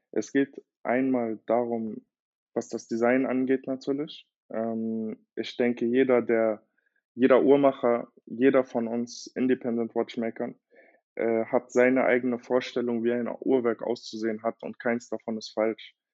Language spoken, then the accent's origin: German; Berlin, Germany; ich bin äh, 26 Jahre alt und ich komme aus Berlin ursprünglich, habe brasilianische Wurzeln